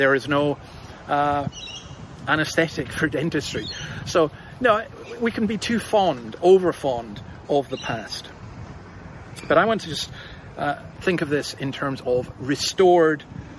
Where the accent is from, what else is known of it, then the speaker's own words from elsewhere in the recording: Scotland, United Kingdom; moved away; you may have gathered from my accent, I'm not from round here. I'm a Scot and I'm a Scottish Calvinist